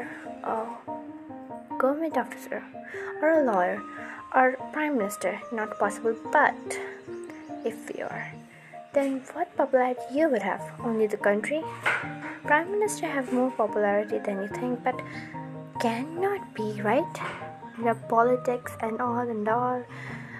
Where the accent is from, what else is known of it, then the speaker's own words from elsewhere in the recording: India; I'm from India